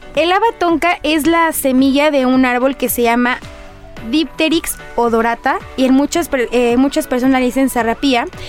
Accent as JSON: {"language": "Spanish", "country": "Mexico", "said": "como mexicano"}